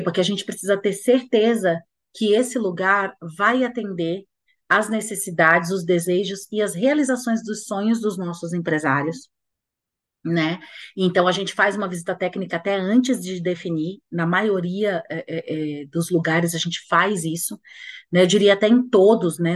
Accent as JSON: {"language": "Portuguese", "region": "Bahia", "country": "Brazil", "said": "Bahia, porque é minha terra"}